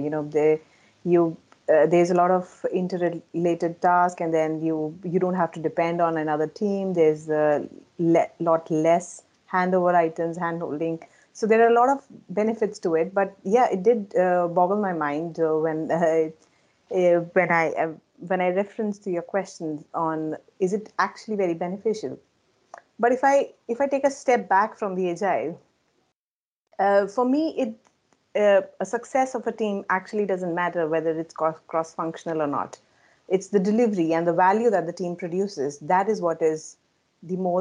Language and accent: English; India; moved away as an adult; now in Stockholm, Sweden; I'm originally from India, but I moved to Stockholm close to like 9 years back.